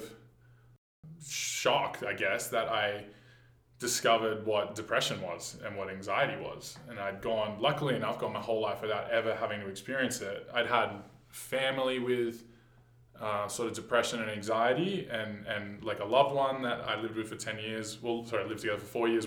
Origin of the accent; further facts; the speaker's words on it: Sydney, New South Wales, Australia; moved away as an adult; now in Banff, Canada; I was born in Sydney, Australia, and I lived and worked the whole 9-to-5 life from 18 onwards